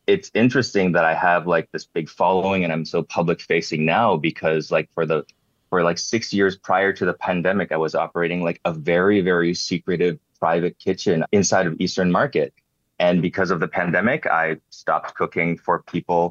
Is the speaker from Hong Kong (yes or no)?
yes; Hong Kong; also born or lived in Canada / United States; now in Detroit, United States; Spaghetti was actually a thing that I grew up loving in Hong Kong